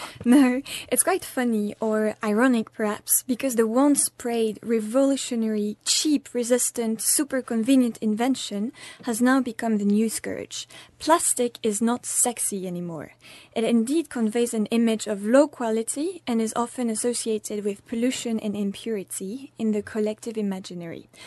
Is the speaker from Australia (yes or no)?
no; France; moved away; I'm from France